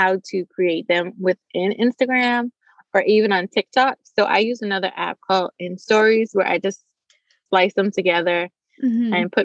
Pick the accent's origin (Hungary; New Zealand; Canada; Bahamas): Bahamas; also born or lived in Nassau; now in Raleigh, United States; I'm from the Bahamas originally